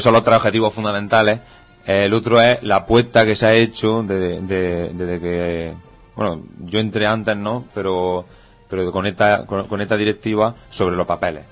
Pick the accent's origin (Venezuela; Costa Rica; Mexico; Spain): Spain; Benamaurel, Andalusia; moved away; Una cosa que tenemos muy importante, los benamauralenses, es que allá donde vamos, eh, poca gente reniega de su pueblo